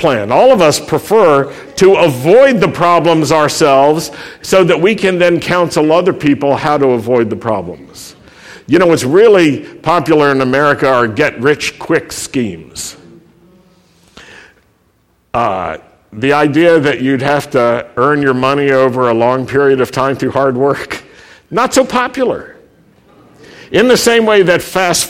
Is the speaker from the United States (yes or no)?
yes; Roanoke, Virginia, United States; I grew up in Roanoke, Virginia, where anti-Semitism and racism were a part of everyday life